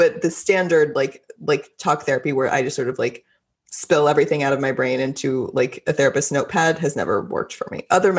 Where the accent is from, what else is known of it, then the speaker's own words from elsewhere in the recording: Texas, United States; I'm Texan.